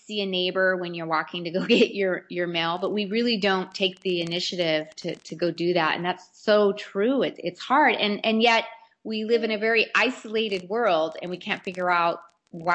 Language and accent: English; Arizona, United States; I grew up here my entire life. I'm a native